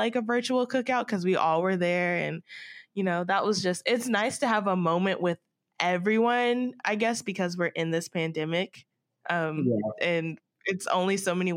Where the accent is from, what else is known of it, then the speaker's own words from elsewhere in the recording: Marietta, Georgia, United States; I'm from Marietta, Atlanta